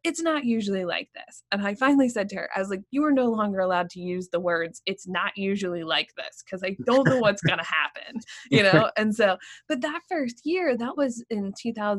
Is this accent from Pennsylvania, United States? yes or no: yes; Pennsylvania, United States; also born or lived in Washington, D.C. / Rochester, New York; now in Maine, United States; I grew up in Pennsylvania